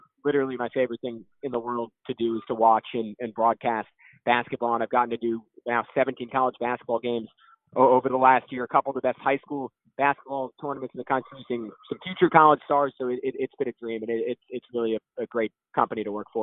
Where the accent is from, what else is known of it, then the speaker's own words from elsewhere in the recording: New York City, New York, United States; moved away as an adult; also born or lived in Arizona; I'm from New York City